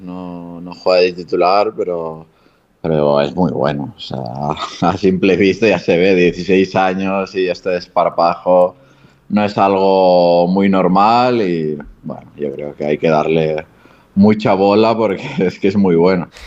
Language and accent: Spanish; Barcelona, Catalonia, Spain; moved away as an adult; also born or lived in Japan / Granada; now in Andorra; cerca de, de Barcelona, que es de donde soy